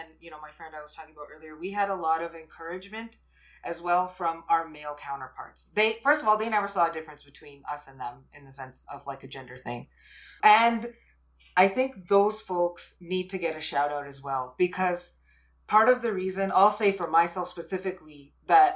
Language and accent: English; Canada; I'm Canadian, but my parents are from India, and I grew up in a very sort of traditional household.